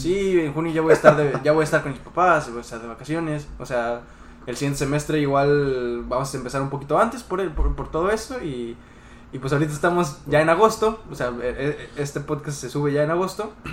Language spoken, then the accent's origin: Spanish; Mexico; nosotros como, mexicanos